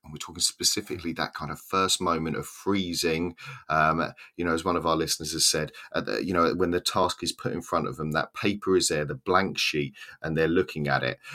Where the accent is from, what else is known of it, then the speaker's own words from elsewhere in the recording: Southern England, United Kingdom; accent: Southern English, estuary; now in Swansea, United Kingdom; has my accent, a kind of Southern English, kind of estuary accent